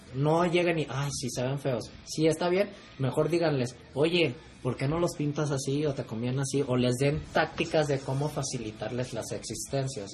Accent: Mexico; Soy de México

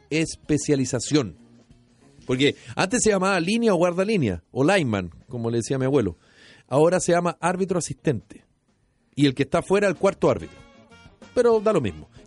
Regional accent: Chile

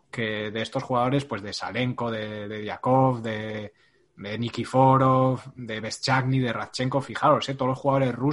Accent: Madrid, Community of Madrid, Spain; para los que somos de Madrid

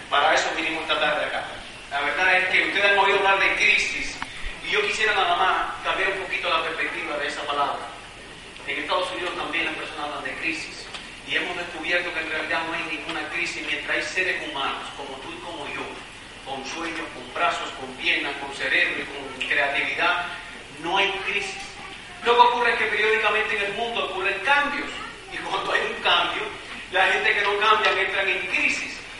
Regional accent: Cuba; now in United States; yo no soy americano, yo soy cubano, de hecho ni hablo bien el inglés.

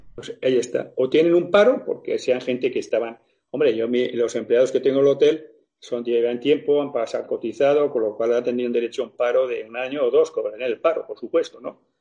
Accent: Logroño, La Rioja, Spain; moved away; also born or lived in Barcelona; yo soy nacido en Logroño, bueno, he criado en Logroño.

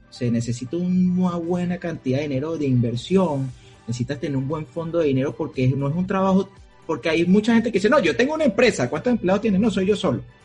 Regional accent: Venezuela; now in United States

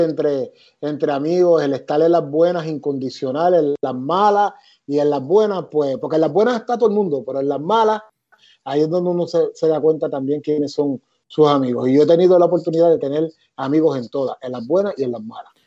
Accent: Ponce, Puerto Rico; moved away as an adult; also born or lived in Boston; yo soy nacido y criado en Ponce

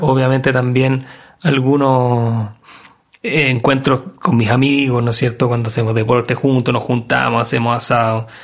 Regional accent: Chile; nosotros como, país hemos enfrentado como chilenos

